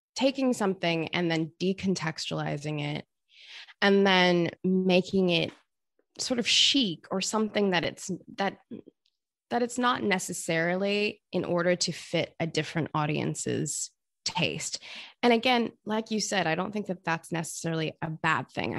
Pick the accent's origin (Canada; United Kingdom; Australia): Australia; I grew up in Australia